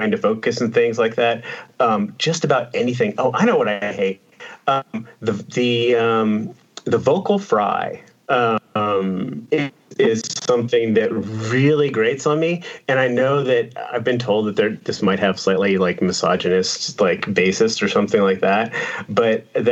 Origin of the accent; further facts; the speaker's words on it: Texas, United States; I'm from Texas